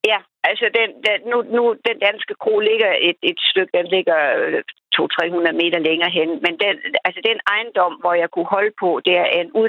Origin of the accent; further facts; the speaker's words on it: Denmark; da jeg var dansker